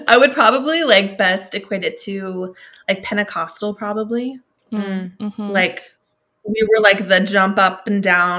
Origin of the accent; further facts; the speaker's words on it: Klamath Falls, Oregon, United States; born there; Well, I was born in Klamath Falls, Oregon. So small town. I grew up in a Christian household.